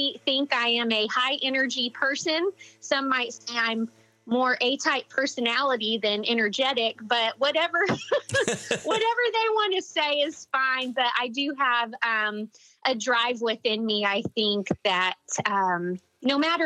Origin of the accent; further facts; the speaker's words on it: Midland, Texas, United States; I was born and raised in Midland, Texas, and I live here with my husband